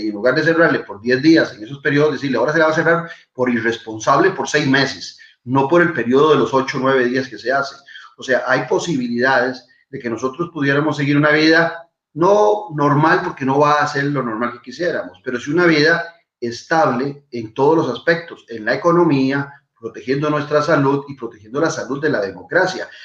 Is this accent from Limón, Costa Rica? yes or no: no; Tibás, San José, Costa Rica; Solo en mi pueblo, en Tibás